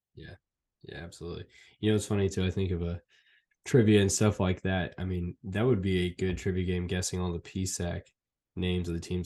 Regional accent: Fresno, California, United States; I grew up in Fresno, California, a Fresno State fan

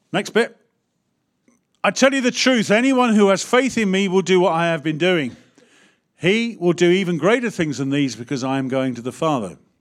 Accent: United Kingdom; As British people

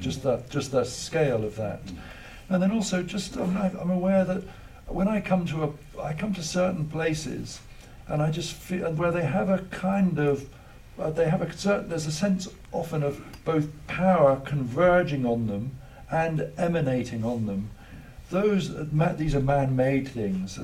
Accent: England, United Kingdom; I am English

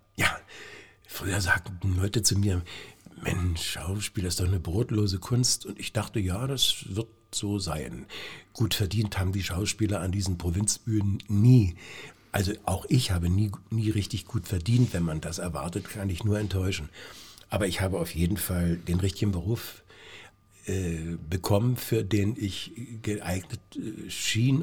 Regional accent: Lieberose, Brandenburg, Germany; also born or lived in Cottbus; ich komme aus Liberose

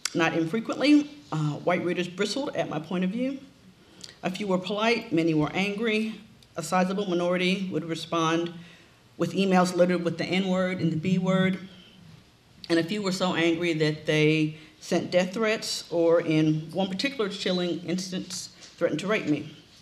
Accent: Memphis, Tennessee, United States; also born or lived in Ohio; Memphis, the city where King was killed, was, is where I grew up

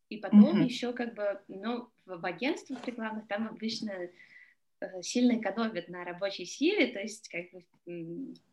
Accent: Russia; moved away; я приехала из России

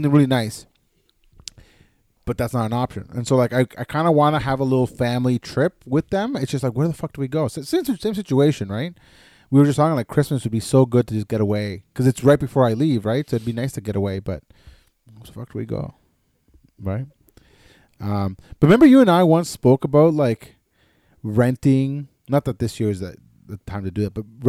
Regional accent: Canada; like, as a Canadian, you still have to, you're supposed to isolate for 2 weeks upon returning from a foreign country, right?

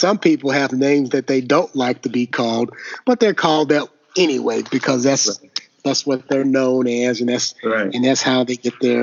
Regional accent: the South, United States; growing up in the South, you know, everybody had a nickname

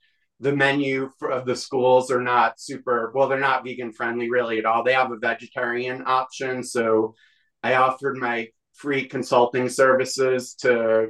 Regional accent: New York, United States; I'm from New York

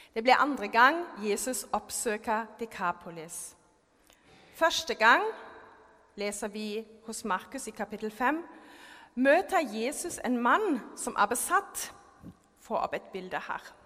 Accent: Germany; Norwegian is a second language; now in Norway; jeg er født og oppvokst i Tyskland

